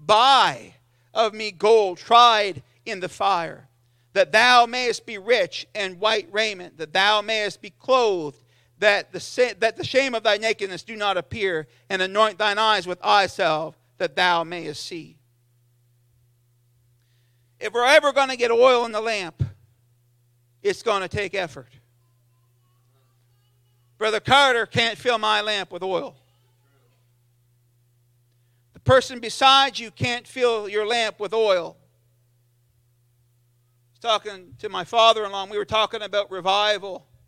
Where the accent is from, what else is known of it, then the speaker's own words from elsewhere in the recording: South East England, United Kingdom; And I remember feeling the power of God in Sunday school and growing up in Sussex.